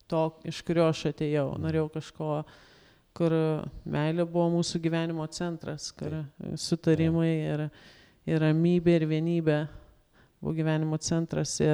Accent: Lithuania; mes lietuviai

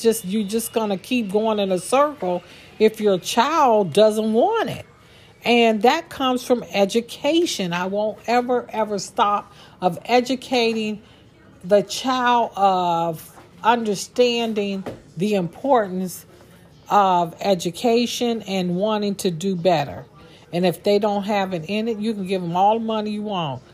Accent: Warren, Ohio, United States; I am born and raised in Warren, Ohio.

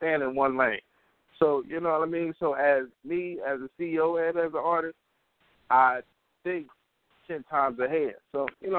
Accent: Middletown, Ohio, United States; I'm from Middletown, Ohio

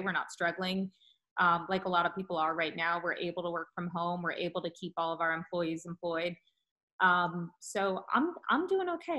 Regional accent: Bradenton, Florida, United States; moved away as an adult; also born or lived in Tallahassee, Florida; now in Winston-Salem, United States; We are from the Bradenton, Sarasota area of Florida originally.

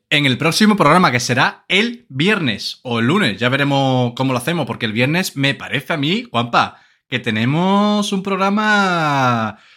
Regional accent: Seville, Andalusia, Spain; estamos corriendo de unas vaquillas, siendo sevillano que aquí toreamos con toro.

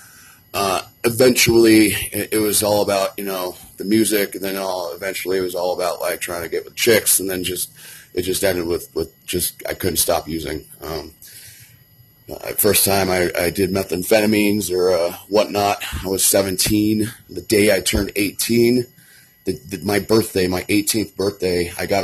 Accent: Kittredge, Colorado, United States; Born and raised in Colorado, I grew up near Red Rocks in a town called Kittredge

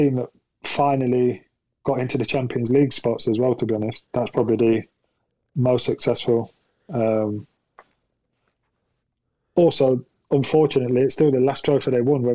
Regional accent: Nottingham, East Midlands, United Kingdom; I grew up in Nottingham and played for Derby

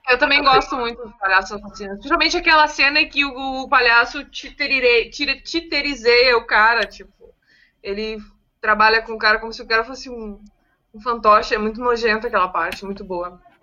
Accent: Viamão, Rio Grande do Sul, Brazil; eu sendo de Viamão, sendo de Viamão

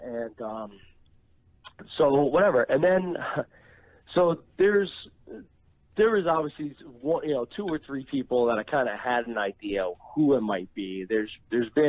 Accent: New Jersey, United States; I was born and raised in Jersey by immigrant parents

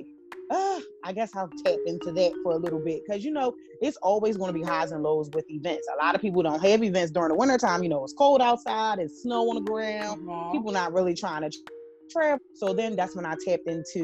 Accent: Philadelphia, Pennsylvania, United States; I'm a Philly girl. Okay. I'm from Philadelphia.

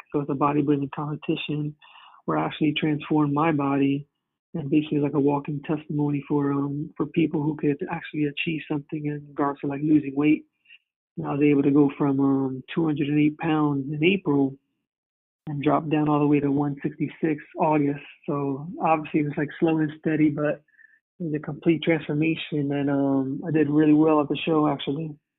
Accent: New Jersey, United States; moved away as an adult; now in Connecticut, United States; I'm originally from Jersey, moved out to Connecticut

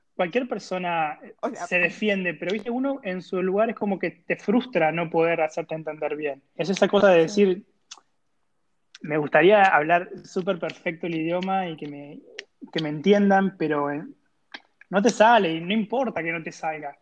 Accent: Argentina; moved away as an adult; siendo un ilustrador argentino que se va a un nuevo país

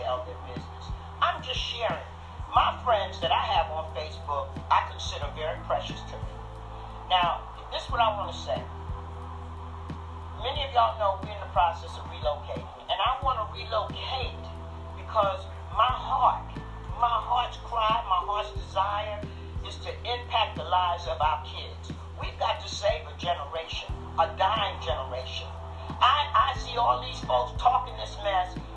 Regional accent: New York City, New York, United States; moved away; also born or lived in Bronx / Brooklyn / Stamford, Connecticut; I grew up north in Harlem, not far from 125th Street.

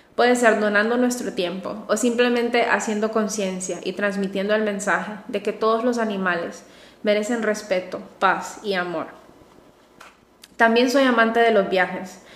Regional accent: Honduras; also born or lived in Madrid; Soy psicóloga, orgullosamente hondureña

